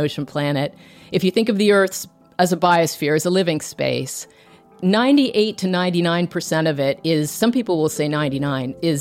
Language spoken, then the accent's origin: English; Toronto, Ontario, Canada; I grew up in Toronto, in suburban Toronto